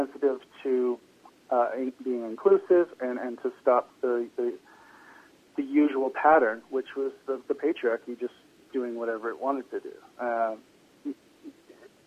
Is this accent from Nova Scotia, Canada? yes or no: no; Toronto, Ontario, Canada; moved away; also born or lived in British Columbia; I'm from Toronto